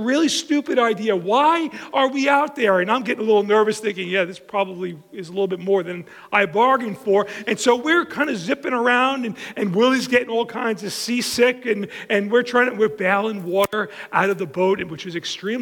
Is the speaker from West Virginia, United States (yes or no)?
no; Long Island, New York, United States; I grew up on Long Island and been there my whole life